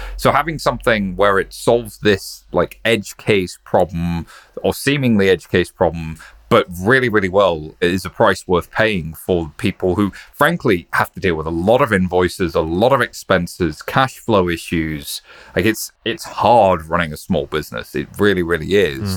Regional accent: United Kingdom; I'm just a British guy

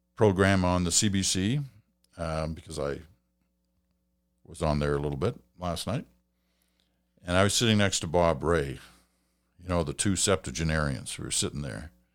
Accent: Stratford, Ontario, Canada; my hometown of Stratford, Ontario

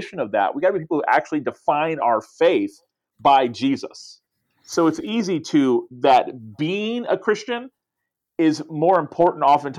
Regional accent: Tallahassee, Florida, United States; I wanted to start a church in my hometown that would reach my friends. And we started a church 15 years ago and have seen incredible things happen since then in the capital city of Florida where I live

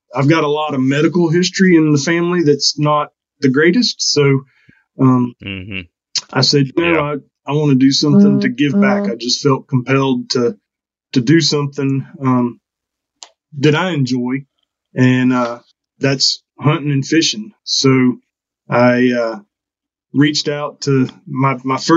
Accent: Panama City, Florida, United States; moved away as an adult; also born or lived in Albany, Georgia; I'm from Panama City. So I was born and raised in Panama City.

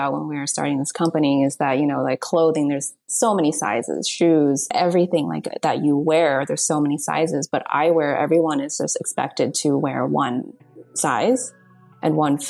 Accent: United States; growing up in America

